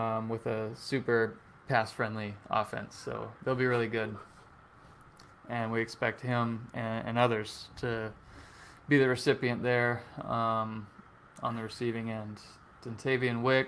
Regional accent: Gainesville, Florida, United States; I was born in Gainesville

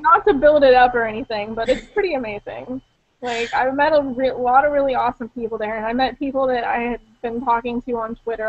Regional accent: Pittsburgh, Pennsylvania, United States; accent: Pittsburgh; my Pittsburgh accent

